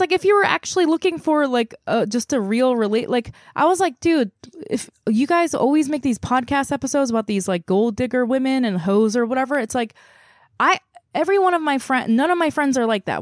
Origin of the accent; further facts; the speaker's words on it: South Korea; moved away as an adult; now in United States; I grew up in Korea, I was born there